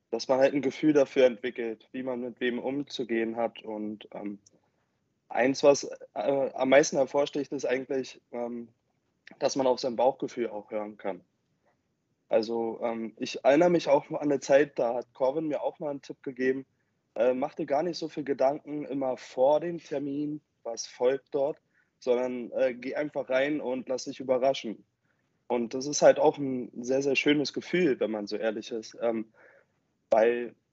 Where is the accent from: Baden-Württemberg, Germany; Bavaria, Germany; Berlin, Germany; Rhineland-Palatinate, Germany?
Berlin, Germany; Äh, ich komme halt aus dem Westen der Stadt, ich bin halt Spandauer